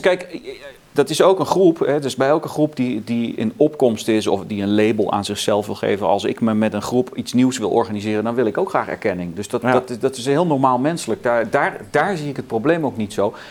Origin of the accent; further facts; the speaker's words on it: southern Netherlands, Netherlands; also born or lived in South Carolina, United States; wij woonden eh, toen ik kind was in het zuiden van het land